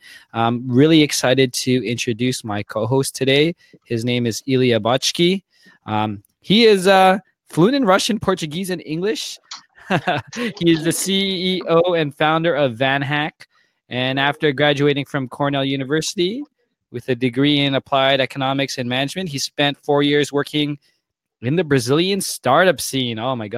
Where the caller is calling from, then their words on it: Toronto, Ontario, Canada; I'm calling in from Toronto.